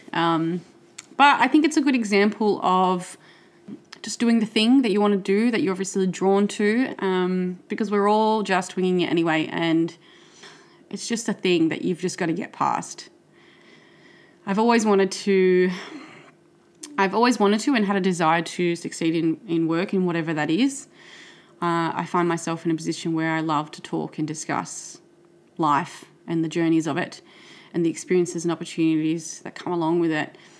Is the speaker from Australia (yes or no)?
yes; Sydney, New South Wales, Australia; I grew up in Western Sydney with three sisters, parents. I went to primary school and high school here in Western Sydney